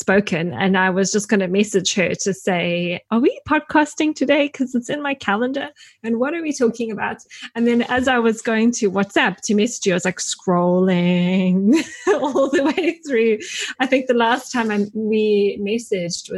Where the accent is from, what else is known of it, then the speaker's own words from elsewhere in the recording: Grahamstown, Eastern Cape, South Africa; moved away; I'm from my hometown, which is Grahamstown, which is a small little university town in the Eastern Cape.